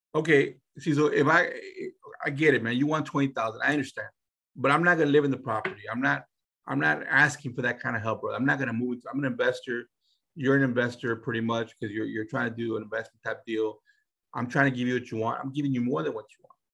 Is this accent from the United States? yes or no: yes; San Antonio, Texas, United States; We're from San Antonio, but most of our deals are not done in San Antonio